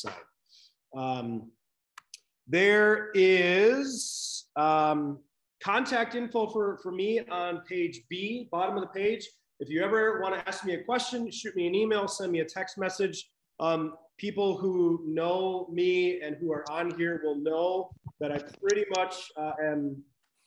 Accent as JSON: {"language": "English", "town": "Lansing", "region": "Michigan", "country": "United States", "tie": "born or raised there", "moved": "yes", "said": "I was raised in Michigan, not born there, but I claim it because I don't like to admit where I was born. So Michigan is home. Lansing, right in the middle of the state"}